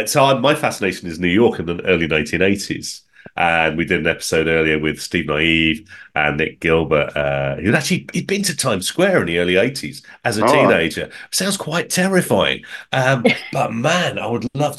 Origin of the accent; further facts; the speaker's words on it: United Kingdom; as a Brit